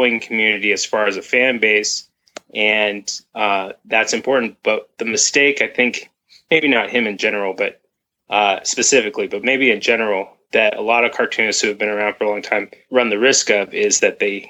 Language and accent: English; Berkeley, California, United States; moved away as an adult; also born or lived in Mill Valley, California / Savannah / Vermont; I grew up in Berkeley, which also has a lot of strong feminist ties